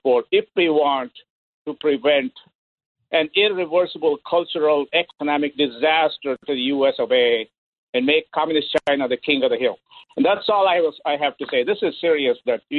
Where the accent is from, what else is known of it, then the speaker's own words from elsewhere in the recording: India; English is a second language; I am an Indian, and I don't own a 7-Eleven because I lost my slight Indian accent a long time ago.